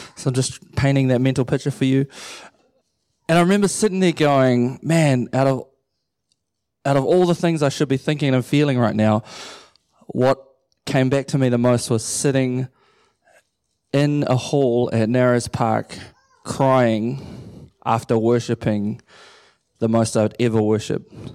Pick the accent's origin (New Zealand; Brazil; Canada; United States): New Zealand; Matamata, Waikato; also born or lived in Pukekohe / Auckland; I grew up in Matamata my whole life. I was born in Pukekohe, and then I moved down there when I was a baby, and then stayed there till I was eighteen